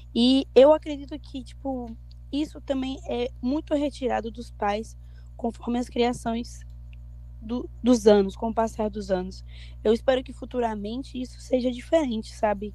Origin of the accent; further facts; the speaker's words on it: Barreiras, Bahia, Brazil; Eu, eu sou do interior de Barreiras